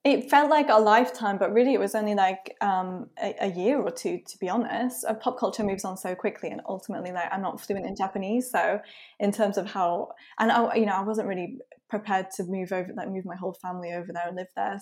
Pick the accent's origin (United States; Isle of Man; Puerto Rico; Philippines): Isle of Man; I'm from the Isle of Man, by the way, which is, like, a really small offshore